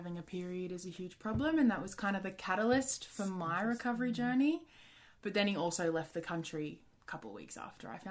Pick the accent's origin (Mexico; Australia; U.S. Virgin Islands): Australia; I'm Australian.